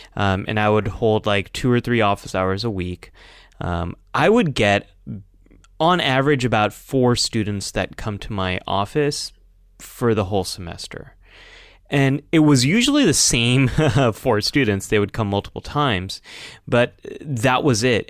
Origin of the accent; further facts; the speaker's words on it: California, United States; as a Californian